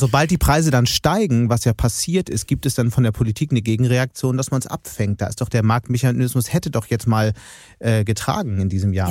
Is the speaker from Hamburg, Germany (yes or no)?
yes; Hamburg, Germany; now in Düsseldorf, Germany; Ich bin ja selbst aus Hamburg